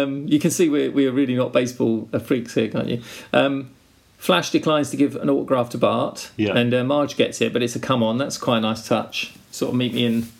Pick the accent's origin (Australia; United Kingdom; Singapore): United Kingdom; England; as we'd say in England, being British gentlemen.